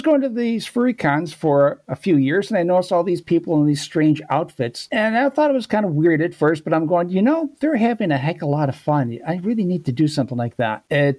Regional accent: Rochester, New York, United States; moved away; Well, originally from upstate New York. A place called Rochester.

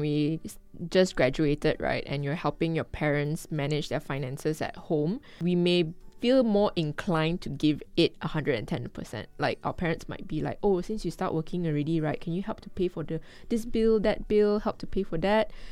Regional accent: Kuala Lumpur, Malaysia; I'm a Malaysian and I grew up in Kuala Lumpur.

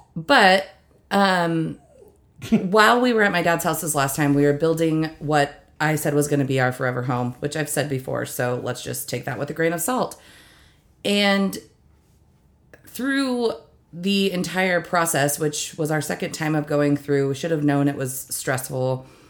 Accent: United States; I was born and raised in East Valley

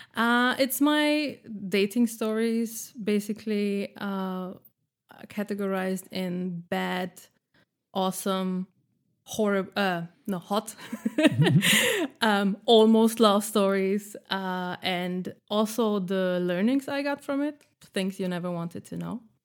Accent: Austria; moved away as an adult; now in Berlin, Germany; I am living in Berlin since nine years, uh, and been single here three years. In this time, and I'm from Austria

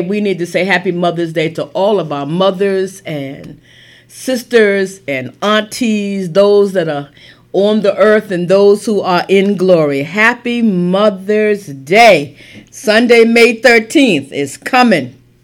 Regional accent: Lincolnville, United States; growing up in Lincolnville

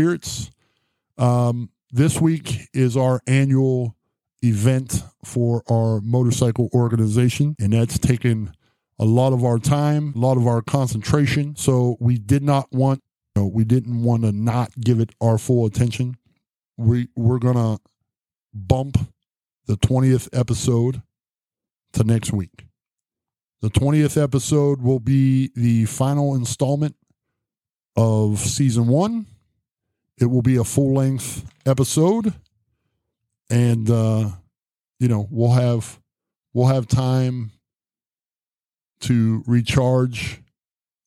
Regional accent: Martins Ferry, Ohio, United States; my hometown of Martins Ferry

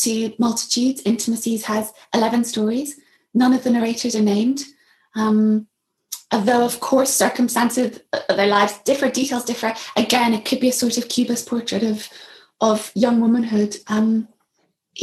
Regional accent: Belfast, Northern Ireland, United Kingdom; moved away as an adult; also born or lived in England; I'd grown up with a British passport, mixed marriage, you know, one parent Catholic, one parent Protestant, but living in East Belfast

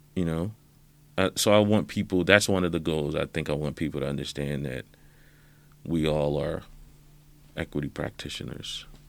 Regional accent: South Carolina, United States; Growing up in South Carolina, where a classmate of mine called me the N-word

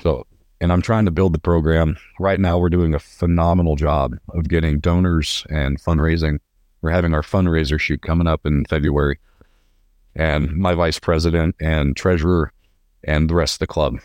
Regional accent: Visalia, California, United States; moved away as an adult; now in Lubbock, United States; I'm from Visalia, California, originally

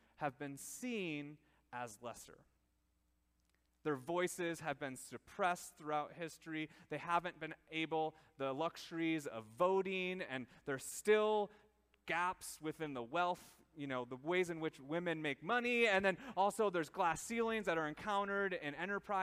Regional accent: Minnesota, United States; we in our small town, little Minnesota, lived somewhat of a sheltered life

